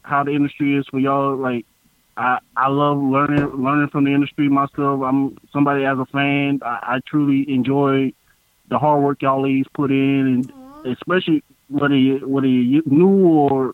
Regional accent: United States; accent: country; my country accent

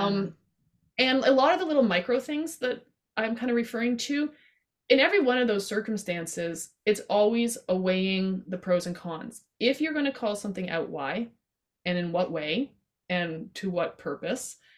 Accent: Canada; I love being Canadian and I'm proud

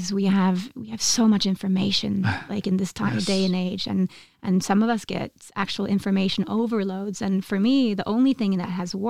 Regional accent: Oslo, Norway; also born or lived in Ula, Vestfold; I am from Oslo, but I've spent all of my summers in a little place called Ula, in Vestfold

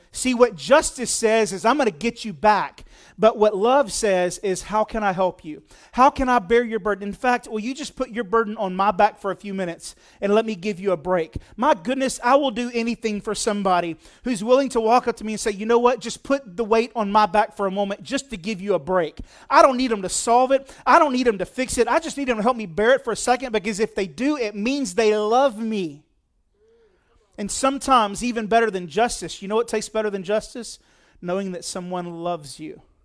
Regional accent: United States; I'm an American

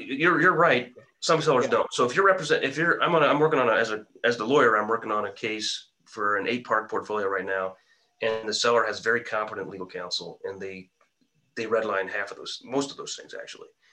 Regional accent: Quincy, Illinois, United States; my hometown of Quincy, Illinois.

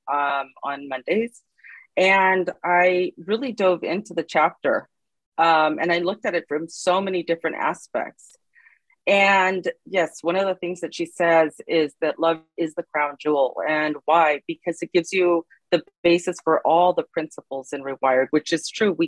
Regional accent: Los Angeles, California, United States; I'm from Los Angeles, California

